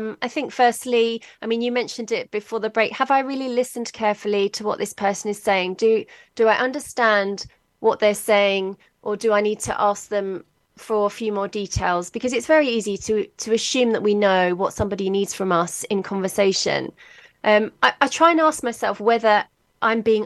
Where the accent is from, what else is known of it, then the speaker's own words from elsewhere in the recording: London, United Kingdom; now in Worcester, United Kingdom; I was brought up in London, actually. But yeah, I've lived in Worcester, which is right in the middle of England.